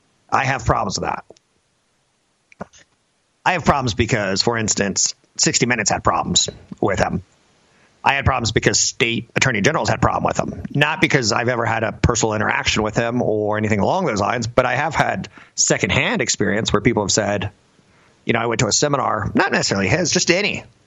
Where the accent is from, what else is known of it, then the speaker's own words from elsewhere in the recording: Florida, United States; You know, the image that I grew up with in Florida